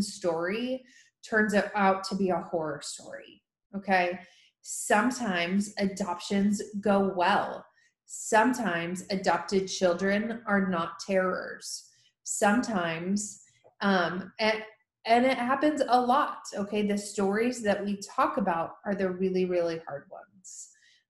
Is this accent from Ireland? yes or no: no; Tennessee, United States; here in my home state of Tennessee